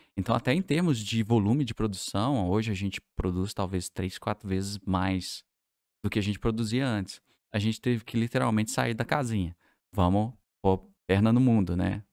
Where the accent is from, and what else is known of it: Divinópolis, Minas Gerais, Brazil